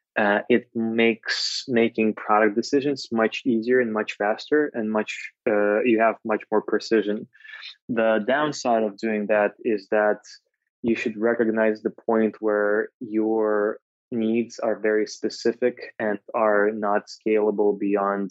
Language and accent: English; Moscow, Russia; moved away as an adult; now in Bay Area, United States; I'm originally from Moscow